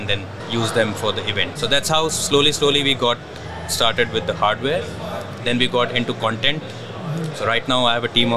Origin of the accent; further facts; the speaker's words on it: Dubai, United Arab Emirates; also born or lived in India; I'm born and brought up in Dubai